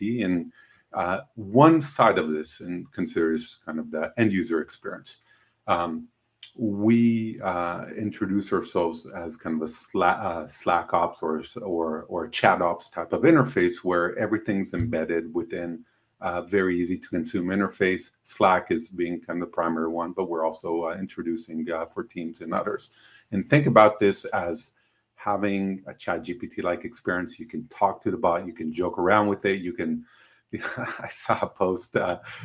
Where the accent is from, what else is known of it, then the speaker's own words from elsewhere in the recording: Israel; moved away as an adult; now in United States; I'm originally from Israel